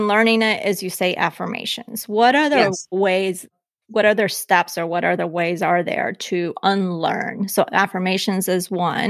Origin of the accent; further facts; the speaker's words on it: Colombia; born there; I was born in Colombia, but I'm not an immigrant.